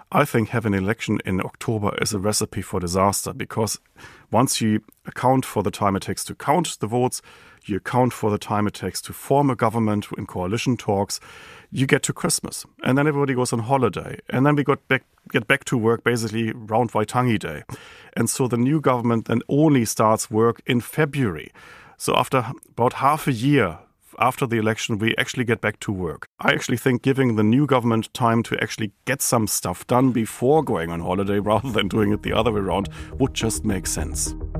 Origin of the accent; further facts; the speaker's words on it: Germany; accent: German; now in New Zealand; my German accent